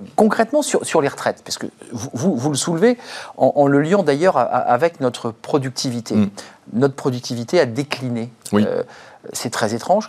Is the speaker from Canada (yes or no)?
no; France; quand on est français et qu'on parle de notre pays